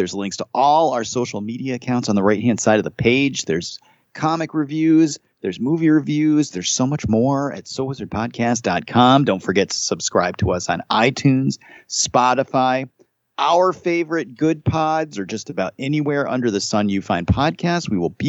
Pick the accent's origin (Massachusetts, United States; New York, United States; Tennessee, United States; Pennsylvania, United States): Massachusetts, United States; Holyoke; I grew up in Holyoke, and I took Spanish in high school. And I can't speak Spanish to save my life, but I've been around it enough that I can pick up words.